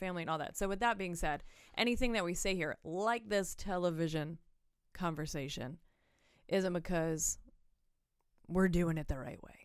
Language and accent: English; Pennsylvania, United States; I was born and raised here